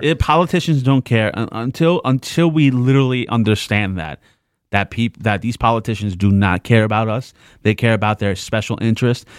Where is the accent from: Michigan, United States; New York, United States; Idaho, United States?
New York, United States; New York City; I'm from the Bronx too